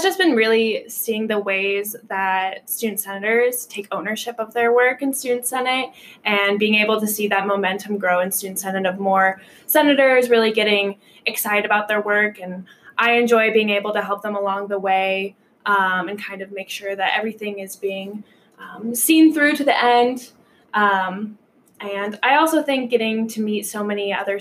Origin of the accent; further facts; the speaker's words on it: Omaha, Nebraska, United States; moved away as an adult; now in Valparaiso, United States; I am originally from Omaha, Nebraska.